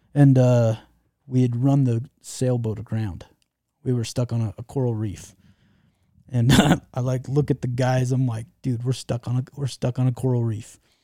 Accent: Utah, United States; Utah? You heard of Utah?

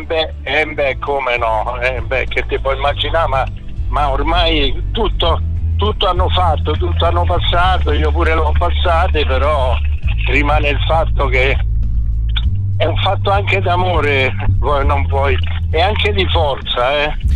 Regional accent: Augusta, Sicily, Italy; moved away; ho vissuto tutta l'infanzia in Sicilia, io ad Augusta

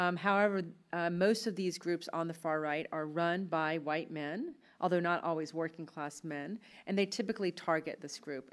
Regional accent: Altavista, Virginia, United States; where I grew up in Alta Vista, Virginia

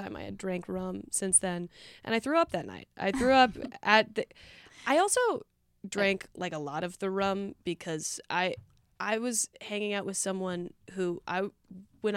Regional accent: Littleton, Colorado, United States; Colorado. I'm from Littleton, so it's like a suburb

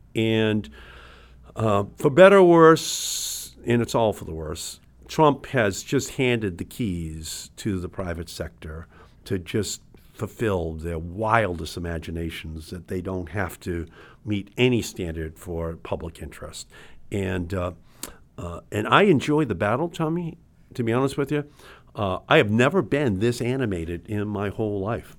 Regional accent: Massachusetts, United States; We're from Massachusetts

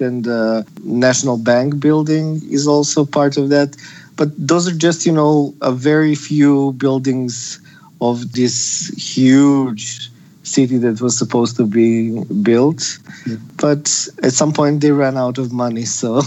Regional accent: Serbia; now in Skopje, North Macedonia; Originally, I'm from Serbia, but my mom is from Macedonia and from Skopje

